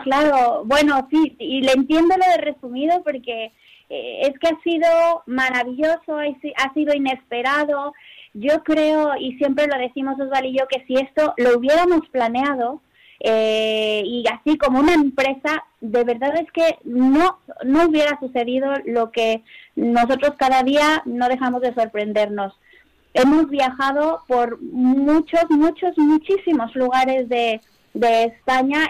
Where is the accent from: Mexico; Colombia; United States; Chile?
Mexico; moved away as an adult; now in Spain; como decimos en México